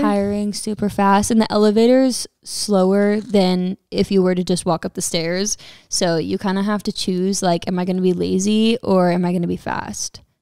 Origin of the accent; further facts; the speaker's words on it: Texas, United States; moved away; I am from Texas